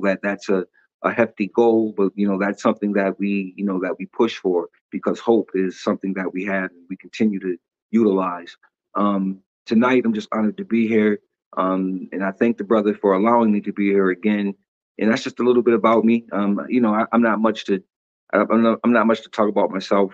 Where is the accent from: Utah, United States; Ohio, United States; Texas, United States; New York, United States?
New York, United States; Syracuse; I'm from Syracuse, New York.